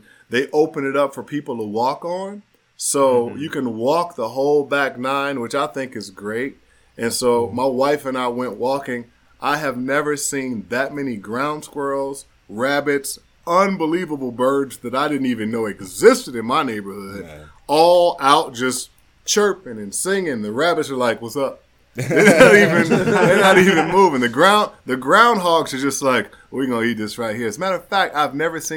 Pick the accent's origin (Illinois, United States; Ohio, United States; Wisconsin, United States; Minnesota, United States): Illinois, United States; Chicago; I grew up in Chicago